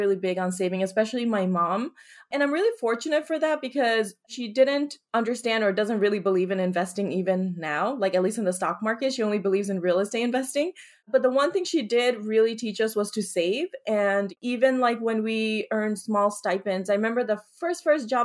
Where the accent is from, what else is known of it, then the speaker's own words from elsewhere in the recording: Paterson, New Jersey, United States; I grew up in Paterson, New Jersey.